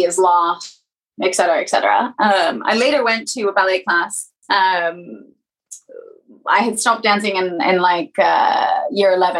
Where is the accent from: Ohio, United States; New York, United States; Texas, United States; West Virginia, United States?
Ohio, United States; Columbus; I was born in the non-cornfields of Columbus, Ohio